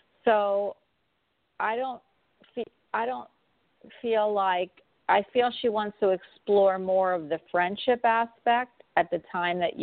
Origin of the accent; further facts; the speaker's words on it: Jersey Shore, New Jersey, United States; moved away; I was raised in Jersey Shores in my youth.